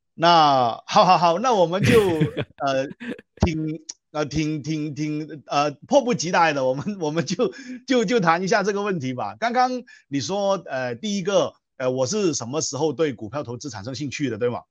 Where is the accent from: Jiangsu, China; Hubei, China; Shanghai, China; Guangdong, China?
Guangdong, China; Guangzhou; first language Cantonese; Chinese is a second language; moved away as an adult; now in Malaysia; 我的家乡是中国广州了哈。呃，那我是广东人